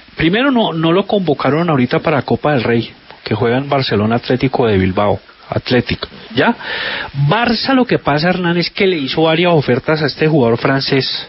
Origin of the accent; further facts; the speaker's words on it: Zarzal, Valle del Cauca, Colombia; yo soy de Zarzal